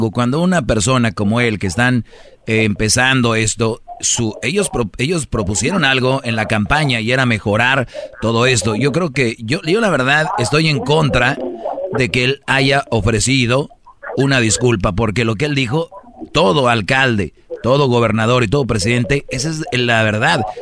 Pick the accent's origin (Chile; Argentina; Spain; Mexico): Mexico; Michoacán; also born or lived in Jiquilpan; now in United States; Yo soy de Michoacán, ¿eh? de los que agarramos el camioncito ahí de Morelia